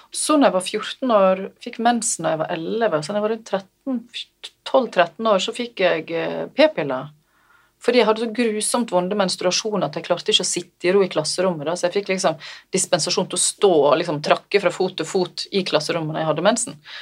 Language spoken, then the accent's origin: Norwegian; Selje, Vestland, Norway; also born or lived in Bergen; der ble jeg født i Bergen mm. og bodde der de tre første åra av livet mitt. Så flytta jeg til Selje, ja. i mora mi sin heimbygd.